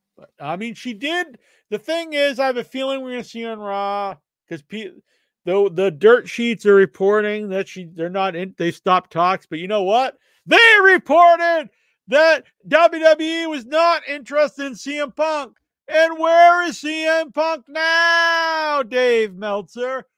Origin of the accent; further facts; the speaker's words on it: New England, United States; I'm from New England, so we actually eat that a lot